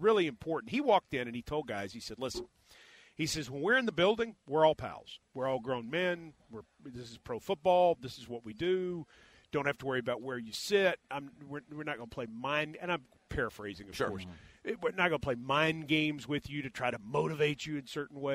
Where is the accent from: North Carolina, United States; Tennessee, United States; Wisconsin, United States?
Tennessee, United States; just outside of Nashville; I grew up just outside of Nashville.